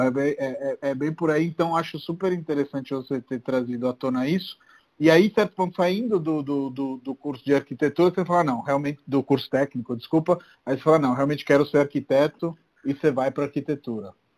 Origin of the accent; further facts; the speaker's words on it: Rome, Lazio, Italy; now in São Paulo, Brazil; Eu sou de Roma